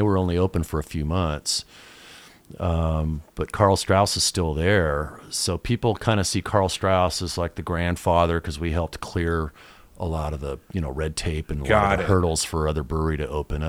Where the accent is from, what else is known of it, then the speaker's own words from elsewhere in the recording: Chula Vista, California, United States; And I grew up in Chula Vista.